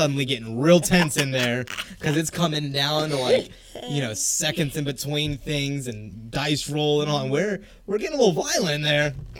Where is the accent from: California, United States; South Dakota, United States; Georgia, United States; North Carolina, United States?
Georgia, United States; South; moved away; I grew up in South Georgia